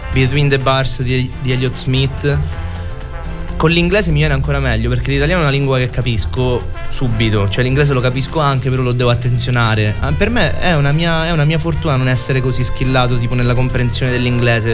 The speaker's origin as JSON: {"language": "Italian", "town": "Messina", "region": "Sicily", "country": "Italy", "moved": "yes", "said": "Sicilia, alla mia isola"}